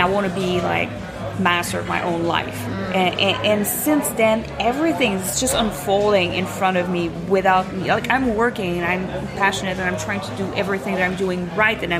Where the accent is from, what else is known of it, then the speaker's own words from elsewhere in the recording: Montreal, Quebec, Canada; moved away as an adult; now in Zurich, Switzerland; So, I'm from Montreal.